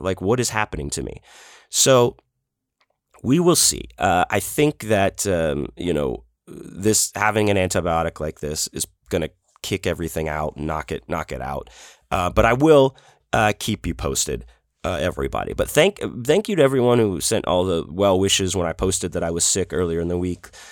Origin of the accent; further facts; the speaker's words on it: Houston, Texas, United States; growing up in Houston